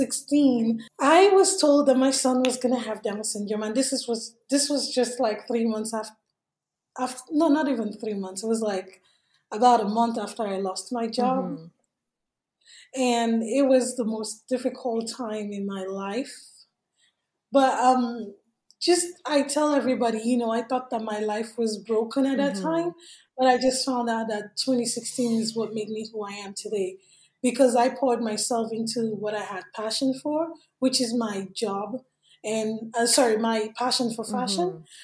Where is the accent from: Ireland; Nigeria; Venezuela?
Nigeria; English is a second language; moved away as an adult; now in United States; I came here from Nigeria in 2011, and I didn't have any family here. I didn't know anybody here.